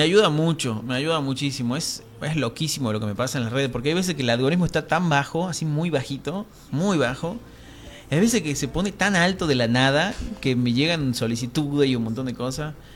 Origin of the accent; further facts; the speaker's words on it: Tucumán, Argentina; accent: tucumano; mi acento tucumano